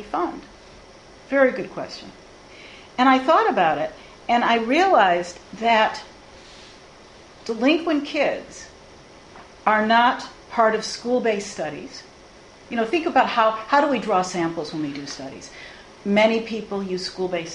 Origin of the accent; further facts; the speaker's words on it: Chicago, Illinois, United States; I'm from Chicago, and we are a bit histrionic in Chicago